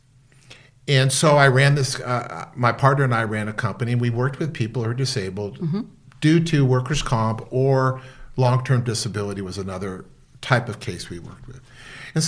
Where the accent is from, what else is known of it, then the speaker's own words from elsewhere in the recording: Los Angeles, California, United States; I grew up in West L.A.